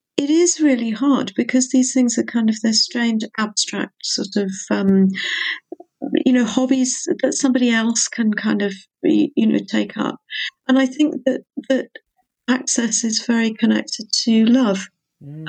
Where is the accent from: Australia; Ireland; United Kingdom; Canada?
United Kingdom; England; moved away as an adult; now in Wales, United Kingdom; I'm mostly English, partly Welsh, and I've lived in Wales for decades.